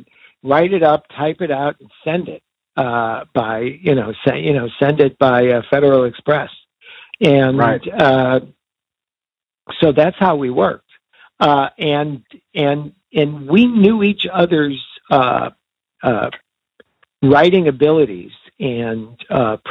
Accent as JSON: {"language": "English", "town": "Chicago", "region": "Illinois", "country": "United States", "tie": "born or raised there", "said": "We were growing up in Chicago"}